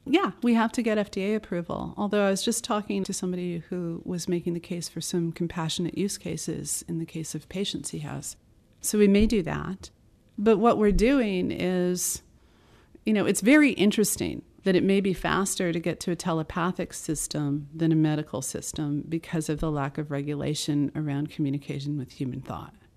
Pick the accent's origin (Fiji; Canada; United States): United States; I'm an American